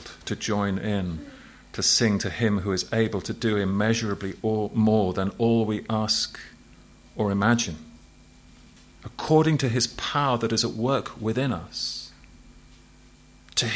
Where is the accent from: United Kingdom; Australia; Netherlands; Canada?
United Kingdom; England; As an Englishman in Ireland.